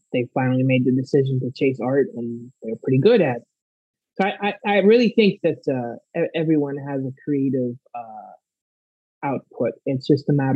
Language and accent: English; South Florida, United States; I was born and raised in South Florida